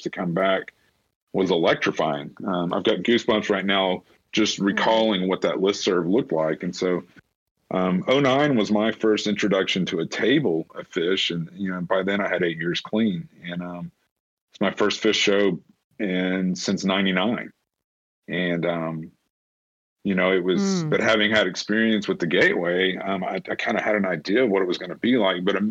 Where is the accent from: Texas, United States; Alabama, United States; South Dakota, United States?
Alabama, United States; Huntsville; my hometown here in Huntsville